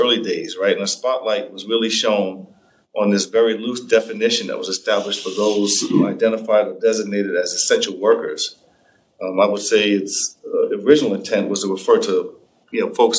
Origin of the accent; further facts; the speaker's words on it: New York City, New York, United States; I grew up in Harlem